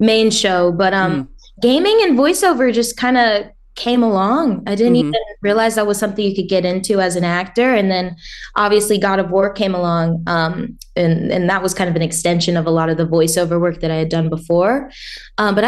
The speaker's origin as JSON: {"language": "English", "region": "the South", "country": "United States", "tie": "born or raised there", "moved": "yes", "lives_now": "Los Angeles, United States", "said": "I grew up in the South"}